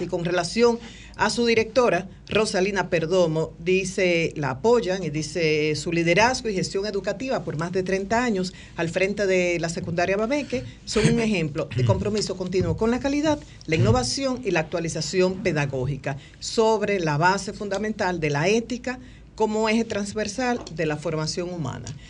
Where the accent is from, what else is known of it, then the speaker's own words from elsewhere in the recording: Dominican Republic; nosotros como dominicanos